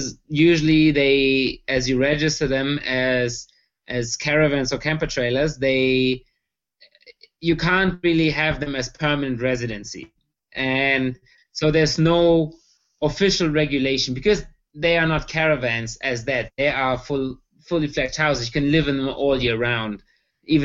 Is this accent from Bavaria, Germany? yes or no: yes; Erlangen, Bavaria, Germany; We are from Bavaria, near Nuremberg, a town called Erlangen in Franconia